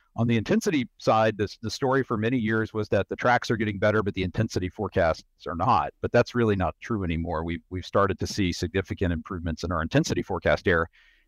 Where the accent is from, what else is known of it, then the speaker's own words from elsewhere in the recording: Virginia, United States; I grew up in Southwest Virginia, a place with lots of interesting weather, you know, all four seasons and winter weather.